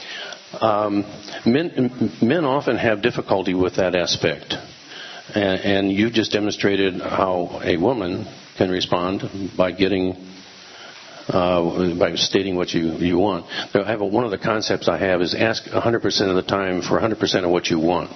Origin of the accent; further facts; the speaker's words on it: United States; I was from America